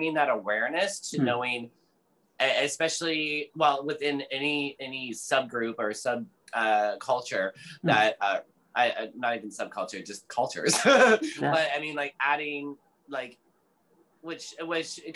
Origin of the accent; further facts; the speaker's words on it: Ontario, Canada; moved away as an adult; also born or lived in Calgary, Alberta; now in Vancouver, Canada; I was born in Alberta, actually Calgary, Alberta. And I've only lived really in Canada. So I, which is, you know, but I grew up in Ontario